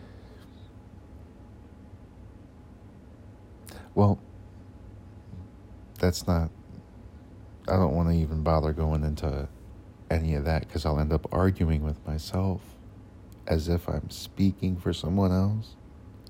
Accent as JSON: {"language": "English", "town": "Cleveland", "region": "Ohio", "country": "United States", "moved": "yes", "lives_now": "Oklahoma, United States", "said": "I'm originally from Ohio in the Cleveland area. You can probably tell by the way I talk"}